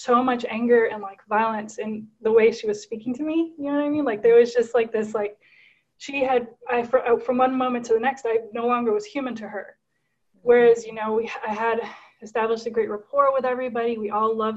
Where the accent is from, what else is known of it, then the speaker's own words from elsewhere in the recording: Guatemala; now in McCook, United States; I was born and raised in Guatemala. So I'm actually Guatemalan.